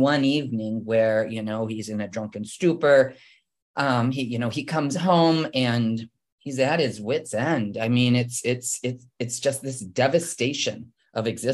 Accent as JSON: {"language": "English", "region": "Midwest", "country": "United States", "tie": "born or raised there", "moved": "yes", "said": "I was born and raised in the Midwest"}